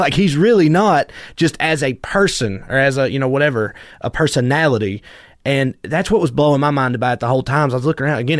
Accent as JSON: {"language": "English", "country": "United States", "said": "my people, whatever, rural Americans, is like, especially in my hometown, in a place like"}